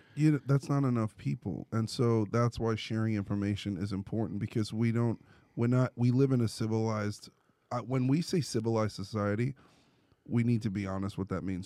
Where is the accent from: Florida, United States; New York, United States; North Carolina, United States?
New York, United States; moved away; I'm from New York